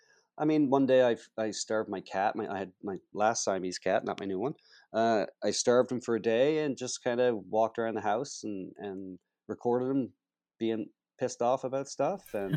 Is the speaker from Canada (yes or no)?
yes; Charlottetown, Prince Edward Island, Canada; there's a big project downtown to restore the birthplace of Canada, where Canada was signed as a country here in my hometown here and where I live